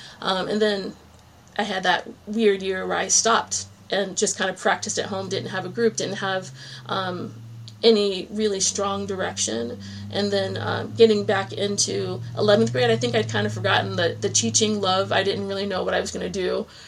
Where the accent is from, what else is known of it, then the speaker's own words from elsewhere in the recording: New England, United States; born there; also born or lived in Virginia; now in Cape Cod, United States; Well, I was born in New England and I had always wanted to come back.